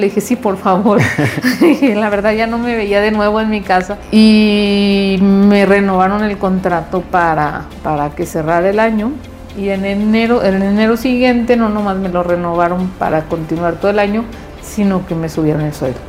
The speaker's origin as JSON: {"language": "Spanish", "town": "Guasave", "region": "Sinaloa", "country": "Mexico", "tie": "born or raised there", "moved": "as an adult", "lives_now": "Saltillo, Mexico", "said": "yo soy de Guasave, Sinaloa, y estudié allá en Universidad de Occidente"}